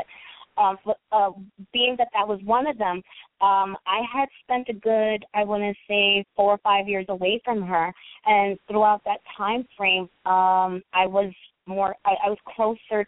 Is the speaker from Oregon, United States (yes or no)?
no; New York City, New York, United States; I was born and raised in New York City.